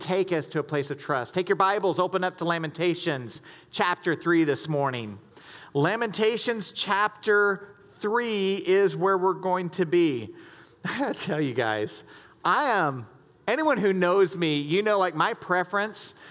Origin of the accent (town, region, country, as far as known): the South, United States; born or raised there; moved away as an adult; now in Michigan, United States